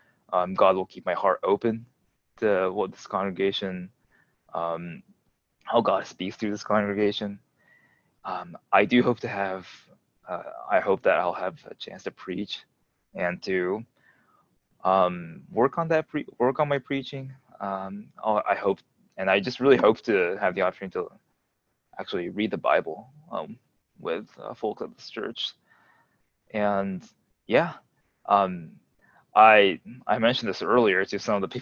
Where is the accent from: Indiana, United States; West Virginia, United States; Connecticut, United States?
Indiana, United States; moved away as an adult; also born or lived in Japan; now in Durham, United States; I grew up in Indiana.